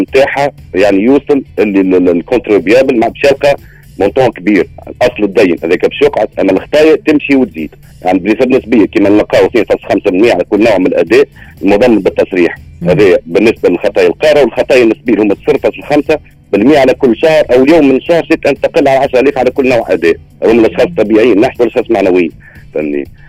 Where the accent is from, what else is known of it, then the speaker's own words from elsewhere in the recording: Tunisia; بلادنا تونس